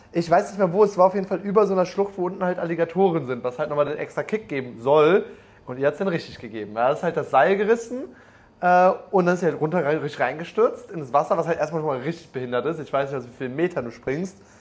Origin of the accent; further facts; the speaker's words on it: North Rhine-Westphalia, Germany; wir kommen ja beide aus NRW